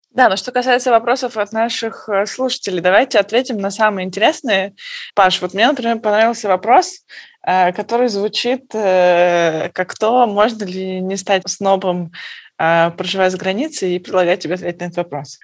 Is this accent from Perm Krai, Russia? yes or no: yes; Perm, Perm Krai, Russia; moved away; мы из Перми